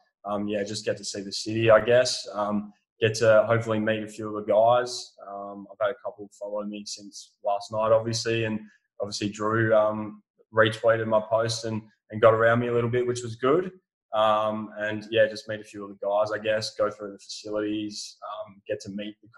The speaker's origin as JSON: {"language": "English", "area": "West Coast", "region": "Western Australia", "country": "Australia", "said": "over here on the West Coast where I'm from"}